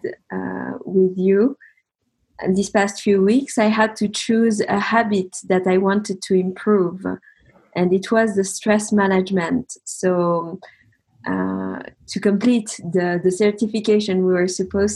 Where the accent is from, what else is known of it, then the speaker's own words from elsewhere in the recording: Geneva, Switzerland; moved away as an adult; also born or lived in Paris, France / south of France; I'm from Geneva originally. I studied there